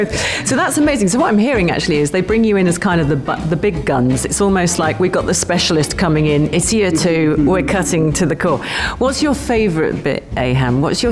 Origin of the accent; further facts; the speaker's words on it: London, United Kingdom; now in Sharjah, United Arab Emirates; I'm from London, England.